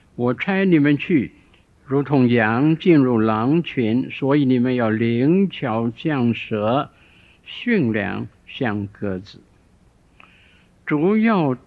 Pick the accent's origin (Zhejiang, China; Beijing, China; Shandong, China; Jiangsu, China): Shandong, China; 我小的时候住在山东一个地方，我五岁的时候